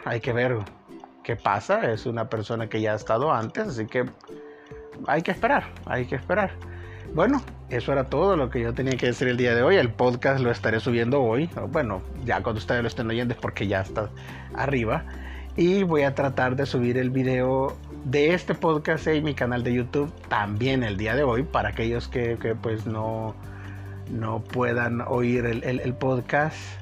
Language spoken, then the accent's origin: Spanish; El Salvador; un país relativamente pequeño como digamos nosotros, que somos más o menos unos 7, 7 y medio millones de habitantes